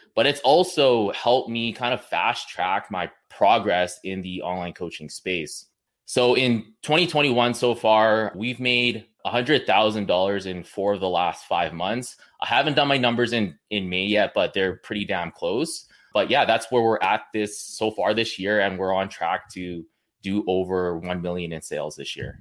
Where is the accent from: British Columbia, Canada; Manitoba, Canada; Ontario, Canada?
British Columbia, Canada; Kamloops; I'm from Kamloops, B C